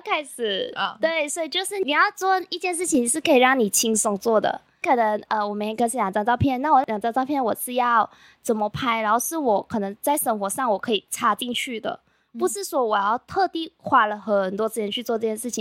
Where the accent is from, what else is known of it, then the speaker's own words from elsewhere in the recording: Malaysia; 我是来自马来西亚的